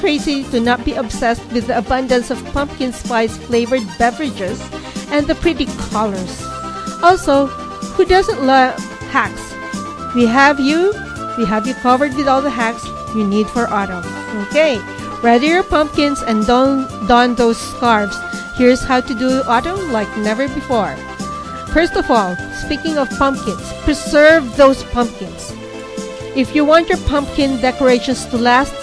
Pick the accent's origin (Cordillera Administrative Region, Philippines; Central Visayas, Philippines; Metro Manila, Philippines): Cordillera Administrative Region, Philippines; Baguio; now in Canada; I was born in Baguio City. We have a lot of pine cones there.